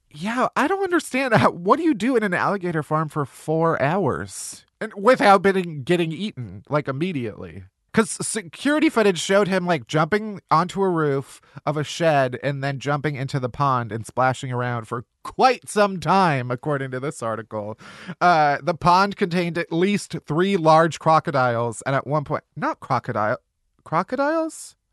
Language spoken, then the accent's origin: English; Midwest, United States; growing up in the Midwest